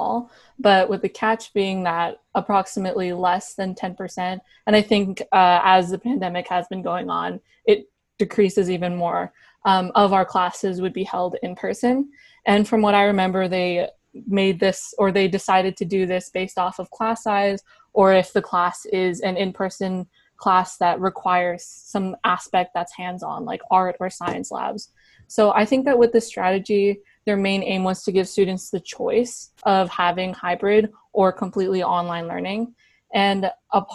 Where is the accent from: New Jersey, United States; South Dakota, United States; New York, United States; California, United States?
California, United States; Bay Area; I was born and raised in the Bay Area